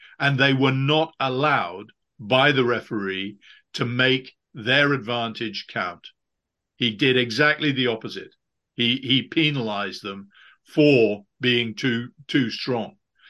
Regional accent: England, United Kingdom; as an Englishman

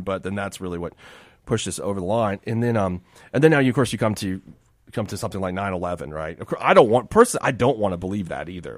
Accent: Miami, Florida, United States; moved away; I grew up in Miami

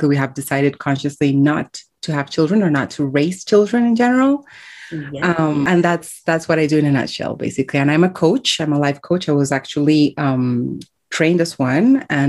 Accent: Colombia; born there; I was born in Colombia, and I have called 5 countries home in my 30-something years so far.

